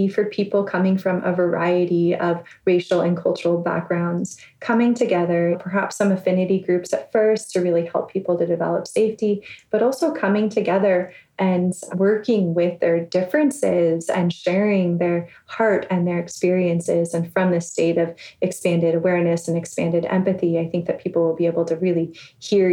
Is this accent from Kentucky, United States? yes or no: no; Bay Area, California, United States; me growing up in the Bay Area